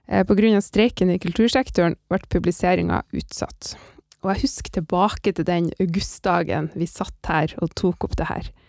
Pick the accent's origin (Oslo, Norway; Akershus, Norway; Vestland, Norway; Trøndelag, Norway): Trøndelag, Norway; Orkanger; accent: Northern Norwegian; also born or lived in Bodø; For jeg flytta jo fra Bodø til Orkanger, altså fra Nordland til Sør-Trøndelag, da jeg var fire år.